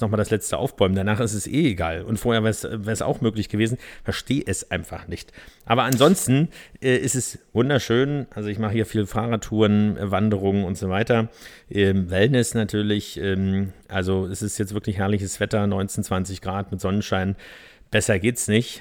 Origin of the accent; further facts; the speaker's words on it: Berlin, Germany; Ich bin zwar im Norden, in Pankow geboren